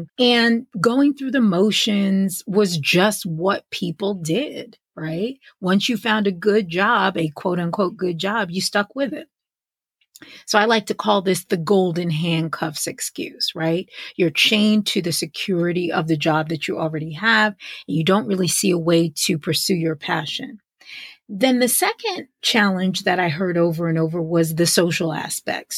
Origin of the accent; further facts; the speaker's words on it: White Plains, New York, United States; moved away as an adult; now in Atlanta, United States; growing up in White Plains, New York